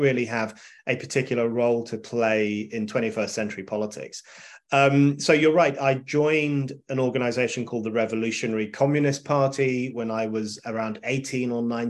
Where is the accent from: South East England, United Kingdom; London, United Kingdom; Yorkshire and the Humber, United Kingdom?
London, United Kingdom; I grew up in North London, in a tiny part of North London called Burnt Oak, which no one has ever heard of, including people who live in London.